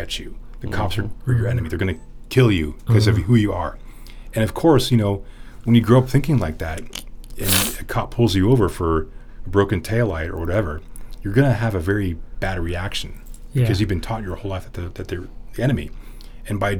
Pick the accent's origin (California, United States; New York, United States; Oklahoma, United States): California, United States; San Francisco; I grew up here in San Francisco.